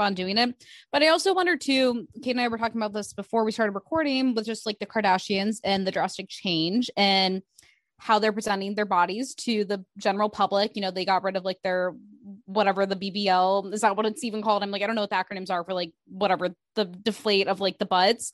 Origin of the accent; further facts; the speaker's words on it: Midwest, United States; moved away; I'm from the Midwest